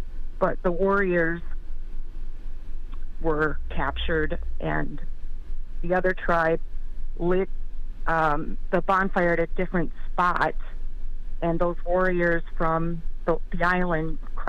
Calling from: Wisconsin, United States; I'm calling from Wisconsin.

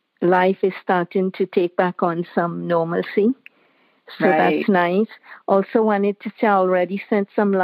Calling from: Mississauga, Ontario, Canada; I'm calling from Mississauga in Ontario, Canada.

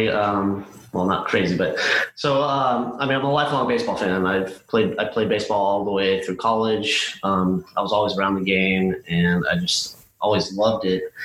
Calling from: Houston, Texas, United States; I am joining you from Houston, Texas.

